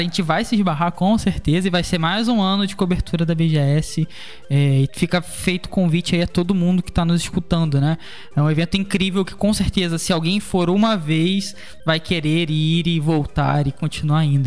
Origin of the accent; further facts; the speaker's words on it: Cabo Frio, Rio de Janeiro, Brazil; moved away as an adult; now in Rio de Janeiro, Brazil; eu sou de Cabo Frio